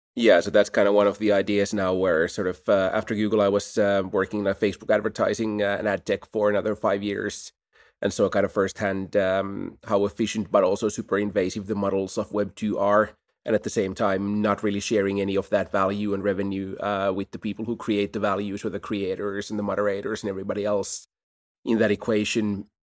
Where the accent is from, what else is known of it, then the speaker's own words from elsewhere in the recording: Helsinki, Uusimaa, Finland; Helsinki is a great place to grow up.